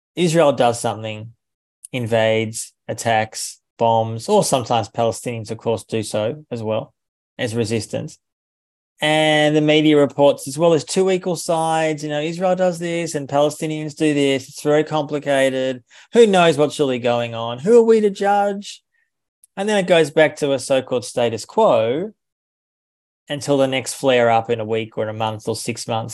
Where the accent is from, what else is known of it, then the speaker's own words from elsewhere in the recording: Australia; I'm from Australia